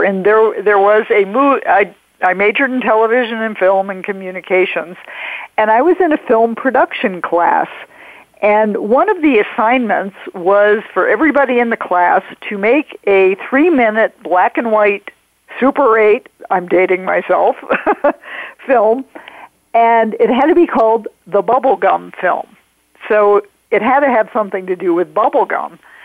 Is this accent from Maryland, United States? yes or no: yes; Silver Spring, Maryland, United States; I grew up in the Washington, D.C. area, in Maryland, Silver Spring, Maryland